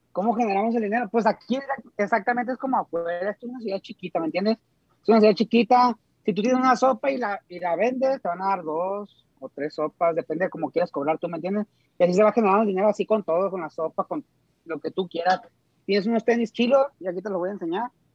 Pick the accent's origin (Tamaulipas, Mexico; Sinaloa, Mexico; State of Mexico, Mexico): Sinaloa, Mexico; Costa Rica; now in Dubai, United Arab Emirates; soy directamente desde Costa Rica, Sinaloa